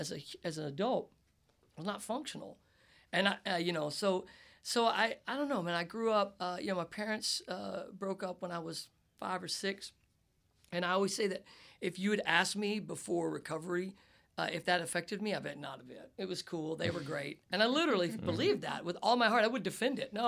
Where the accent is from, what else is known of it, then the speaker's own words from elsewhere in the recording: the South, United States; I come from the South, where it's just that crazy, like, toxic guy stuff